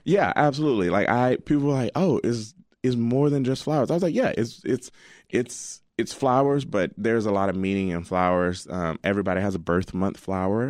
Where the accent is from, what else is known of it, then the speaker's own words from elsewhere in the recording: Alabama, United States; now in Chicago, United States; I'm from Alabama, and, um, my dad and mom still